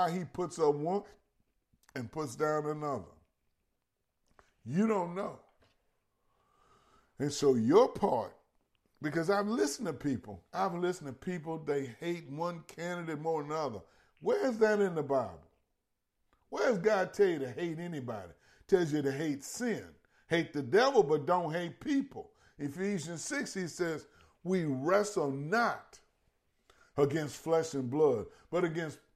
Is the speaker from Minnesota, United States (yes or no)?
no; Louisiana, United States; I'm from Louisiana, and my family, my mother, my father were both born in different parts of East Feliciana Parish.